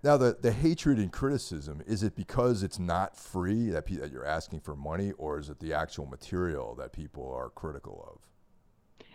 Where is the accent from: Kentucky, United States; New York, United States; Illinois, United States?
New York, United States; now in New Jersey, United States; I grew up in New York